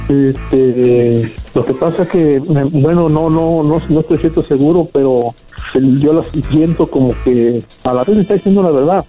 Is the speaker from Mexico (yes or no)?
yes; Guadalajara, Jalisco, Mexico; now in United States; yo soy de Guadalajara